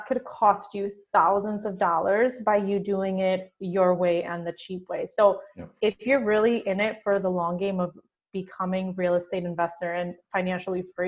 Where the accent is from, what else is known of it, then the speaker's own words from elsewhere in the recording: Mexico; first language Spanish; English is a second language; now in United States; growing up in Mexico